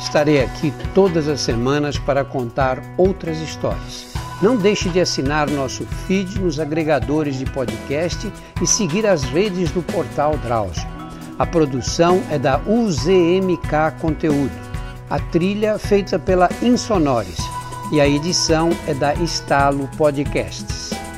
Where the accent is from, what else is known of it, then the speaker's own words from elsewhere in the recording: São Paulo, Brazil; Eu nasci e sempre vivi em São Paulo